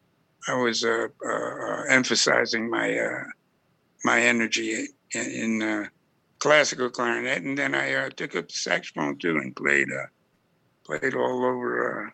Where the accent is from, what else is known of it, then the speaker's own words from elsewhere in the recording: Newark, New Jersey, United States; I was born in Newark